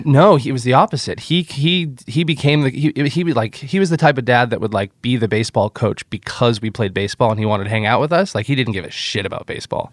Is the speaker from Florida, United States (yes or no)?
yes; Nokomis, Florida, United States; moved away as an adult; also born or lived in Encinitas, California; I grew up on the Gulf Coast of Florida, uh, in a little town called Nokomis that's about an hour south of Tampa